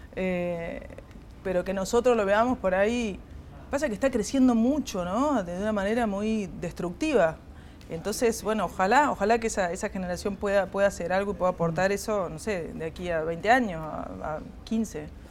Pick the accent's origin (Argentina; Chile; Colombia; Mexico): Argentina; Córdoba; tengo casi 50 años y, nunca me fui de Córdoba